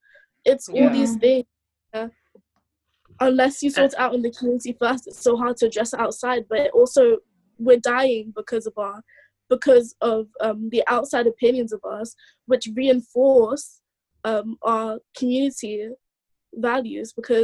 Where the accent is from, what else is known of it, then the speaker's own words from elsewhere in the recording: Nigeria; because I'm Nigerian.